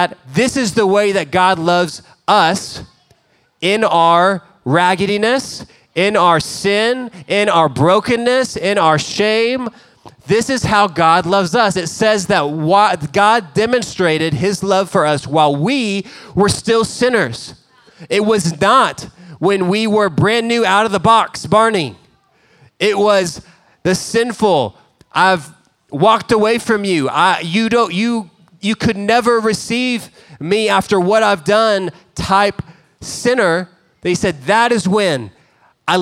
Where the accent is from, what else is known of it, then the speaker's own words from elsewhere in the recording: Dallas, Texas, United States; We grew up in Dallas